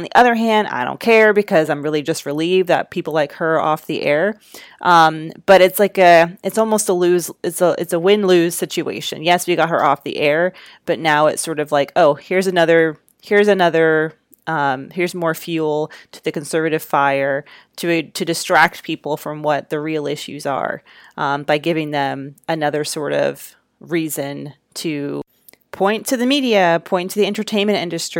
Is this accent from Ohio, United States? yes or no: no; Georgia, United States; my home state of Georgia